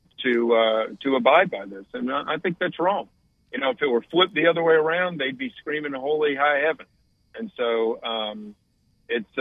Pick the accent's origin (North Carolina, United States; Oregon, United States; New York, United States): North Carolina, United States; Raleigh; I grew up in Raleigh